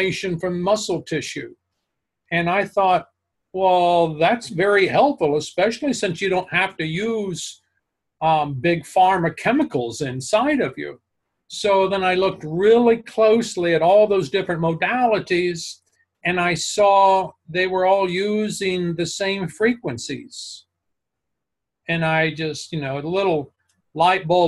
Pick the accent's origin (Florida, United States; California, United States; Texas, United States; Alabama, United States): Texas, United States; Amarillo; moved away; I was raised in Amarillo, Texas